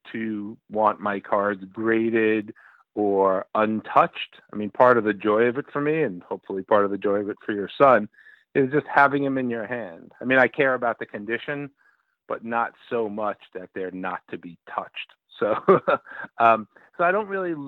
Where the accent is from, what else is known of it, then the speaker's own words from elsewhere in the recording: New York City, New York, United States; now in Cooperstown, United States; I grew up in Brooklyn in the 60s, early 70s.